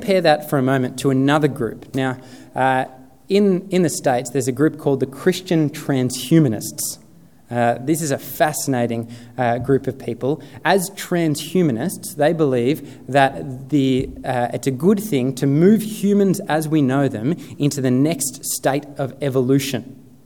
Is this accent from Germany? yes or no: no; Sutherland Shire, New South Wales, Australia; I grew up in the Sutherland Shire